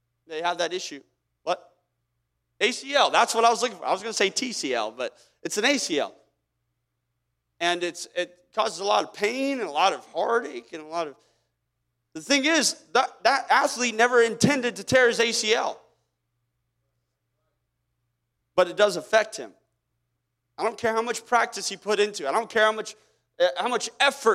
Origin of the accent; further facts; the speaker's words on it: Kansas, United States; I didn't choose whether or not I was born in Kansas